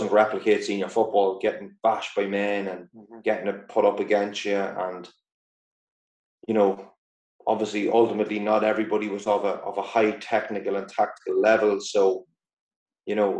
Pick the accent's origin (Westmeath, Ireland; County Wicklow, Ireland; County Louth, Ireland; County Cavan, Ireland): County Louth, Ireland; Dundalk; moved away; also born or lived in Glasgow; Dundalk's my hometown club